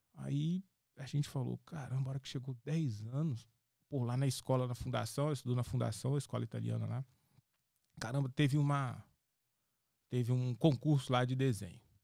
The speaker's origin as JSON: {"language": "Portuguese", "region": "Minas Gerais", "country": "Brazil", "also_born_or_lived": "Spain / São Paulo", "moved": "as an adult", "said": "eu saí de Minas, para Espanha"}